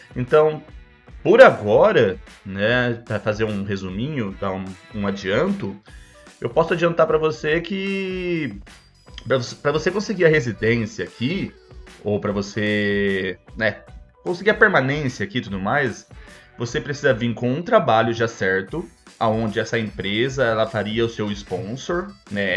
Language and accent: Portuguese; Brazil; now in Toronto, Canada; eu sou brasileiro